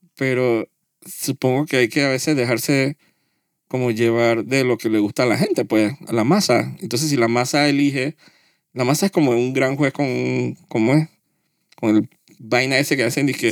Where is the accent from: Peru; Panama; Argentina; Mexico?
Panama